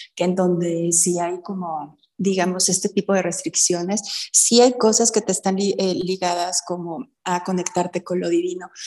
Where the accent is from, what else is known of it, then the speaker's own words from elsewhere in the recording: Mexico; Como latinoamericana, como en México